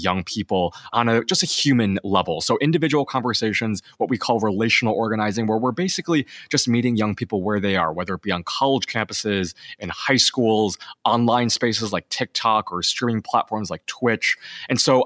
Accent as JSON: {"language": "English", "region": "Illinois", "country": "United States", "tie": "born or raised there", "said": "my home state"}